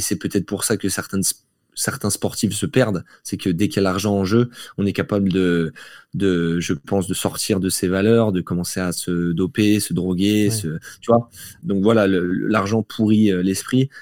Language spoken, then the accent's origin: French; Belfort, Bourgogne-Franche-Comté, France; moved away as an adult; now in Nice, France; j'ai grandi en Franche-Comté à Belfort jusqu'à mes 18 ans